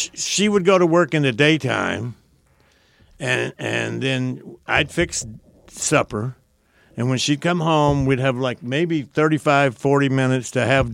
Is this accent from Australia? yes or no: no; the South, United States; I was raised in the South